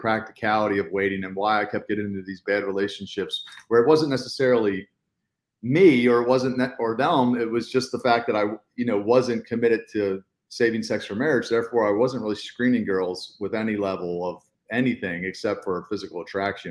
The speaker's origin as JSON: {"language": "English", "town": "Baltimore", "region": "Maryland", "country": "United States", "tie": "born or raised there", "said": "I was born and raised in Baltimore."}